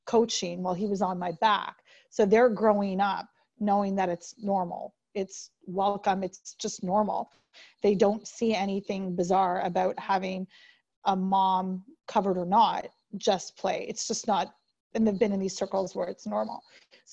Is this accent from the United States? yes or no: no; Canada; I was born in Canada